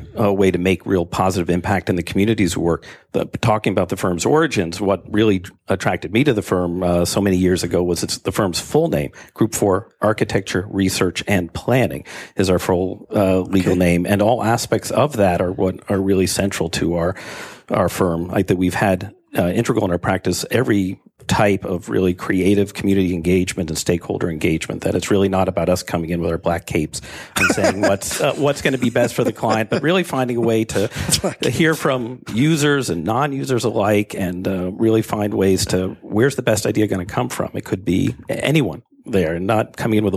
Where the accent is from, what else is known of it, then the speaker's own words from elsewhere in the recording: Boston, Massachusetts, United States; moved away as an adult; I grew up in Boston and grew up in a wonderful architectural environment